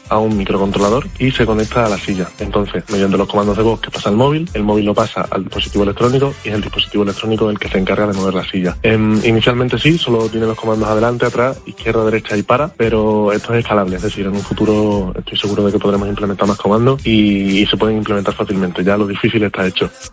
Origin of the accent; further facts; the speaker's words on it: Extremadura, Spain; A mí me gusta mucho mi tierra, yo estoy muy orgulloso de Extremadura